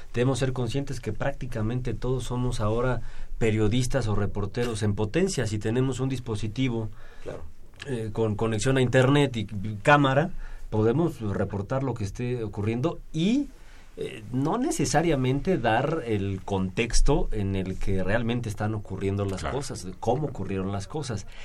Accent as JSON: {"language": "Spanish", "country": "Mexico"}